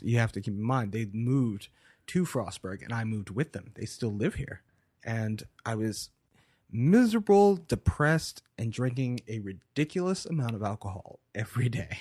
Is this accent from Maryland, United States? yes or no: yes; Baltimore, Maryland, United States; moved away; also born or lived in Frostburg, Maryland / Asheville, North Carolina; I was born in Baltimore, Maryland in nineteen eighty-two